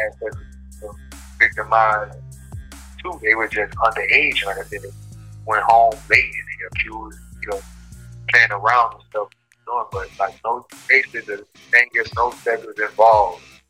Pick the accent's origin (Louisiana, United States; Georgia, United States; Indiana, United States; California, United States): Louisiana, United States; New Orleans; moved away as an adult; also born or lived in Minnesota; now in Moose Lake, United States; I'm from New Orleans